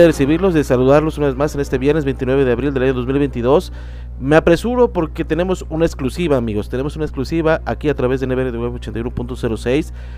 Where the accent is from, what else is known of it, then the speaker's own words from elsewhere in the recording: Veracruz, Mexico; moved away as an adult; also born or lived in San Luis Potosí, Mexico; regresando a Jalapa, regresando a mi estado de Veracruz, a mi terruño, a mis tierras